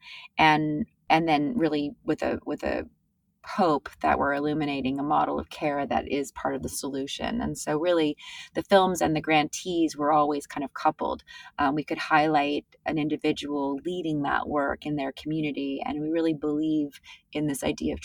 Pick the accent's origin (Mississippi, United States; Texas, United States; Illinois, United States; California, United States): California, United States; now in New York, United States; I grew up in California